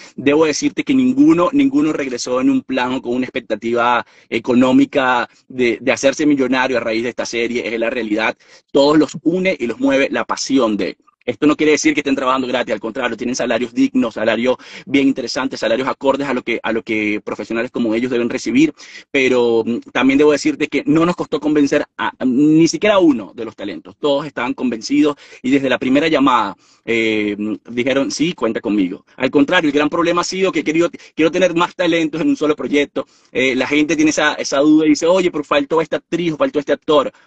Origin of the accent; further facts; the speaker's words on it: Venezuela; moved away as an adult; yo no vivo en Venezuela desde hace 6, 7 años y tengo todo el derecho de ir a mi país